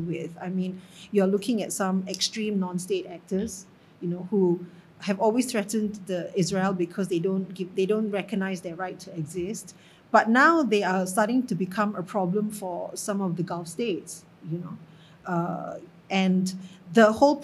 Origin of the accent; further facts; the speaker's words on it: Singapore; being Singaporean, and we're all Singaporians, you know, in the ministry, and I'm a Singaporean